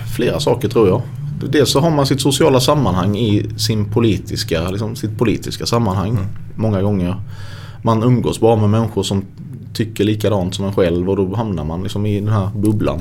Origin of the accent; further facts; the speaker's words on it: Sölvesborg, Blekinge, Sweden; also born or lived in Stockholm; Det är väldigt få akademiker där jag kommer ifrån